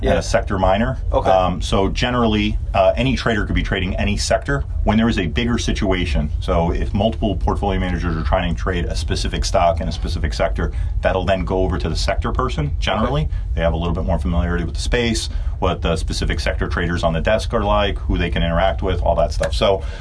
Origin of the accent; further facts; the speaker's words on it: New Jersey, United States; now I grew up in North Jersey, so I didn't get to see Bills games.